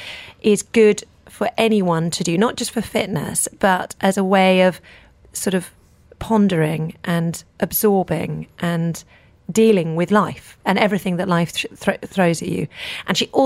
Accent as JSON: {"language": "English", "area": "the English countryside", "region": "England", "country": "United Kingdom", "tie": "born or raised there", "moved": "as an adult", "lives_now": "Dubai, United Arab Emirates", "said": "I live in Dubai and not in where I grew up in the English countryside"}